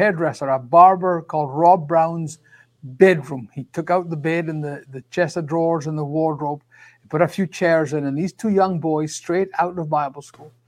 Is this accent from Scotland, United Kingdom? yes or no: yes; Scotland, United Kingdom; I am from Scotland.